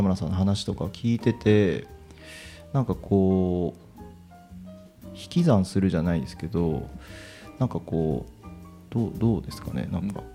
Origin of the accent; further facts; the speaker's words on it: Yabakei, Oita, Japan; 僕たち地元の人間